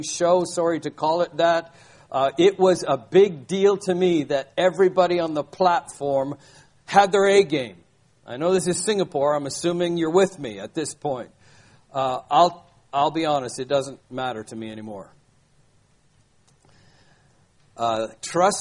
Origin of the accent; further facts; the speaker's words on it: Vancouver, British Columbia, Canada; Sherry and I are now living in my hometown, Vancouver